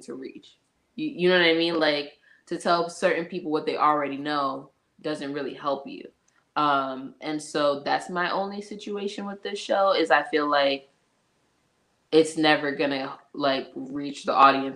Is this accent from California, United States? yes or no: no; New York, United States; I'm also from New York